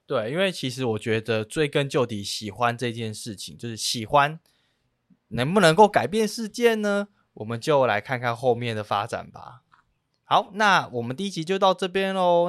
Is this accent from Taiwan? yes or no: yes; Penghu County, Taiwan; moved away as an adult; now in Taipei, Taiwan; 我本身是澎湖人，但是我已经在台北大概十年了